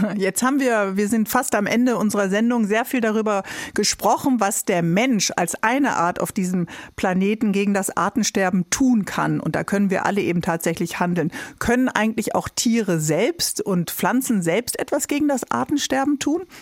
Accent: Northern Germany, Germany; wir sind ja beide äh, Norddeutsche

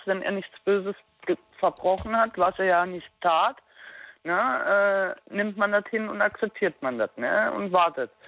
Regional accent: Berlin, Germany; now in Darmstadt, Germany; ich stamme aus Berlin

